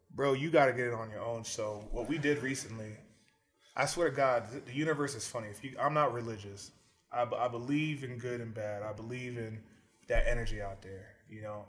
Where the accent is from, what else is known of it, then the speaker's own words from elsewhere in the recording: South Florida, United States; we're from South Florida